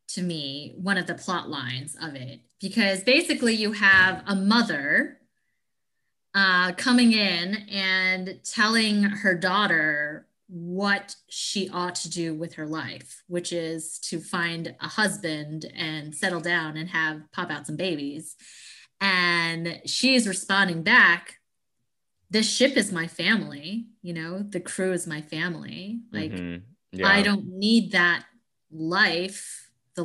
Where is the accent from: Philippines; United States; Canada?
United States; I'm fully Chinese, but I grew up here in America to Chinese parents.